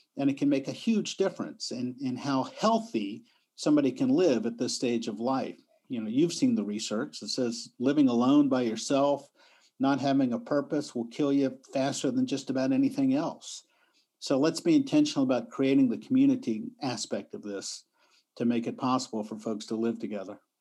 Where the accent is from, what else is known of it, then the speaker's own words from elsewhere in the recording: Richmond, Virginia, United States; moved away as an adult; also born or lived in New York; I came to my hometown, Richmond, Virginia